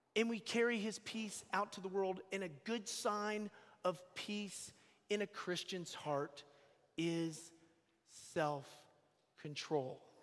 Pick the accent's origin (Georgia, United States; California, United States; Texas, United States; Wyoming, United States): Georgia, United States; Atlanta; moved away; I'm from Atlanta, Georgia. I'm just, you know, I'm, I live here, but I'm from Atlanta